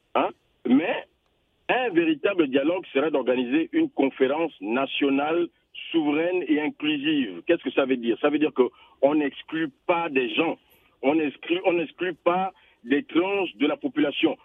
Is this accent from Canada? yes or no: no; Gabon; also born or lived in Villejuif, France; je suis franco-gabonais